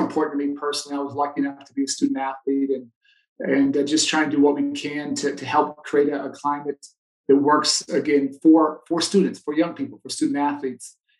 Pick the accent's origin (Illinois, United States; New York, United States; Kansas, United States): Illinois, United States; Chicago; I grew up playing here in Chicago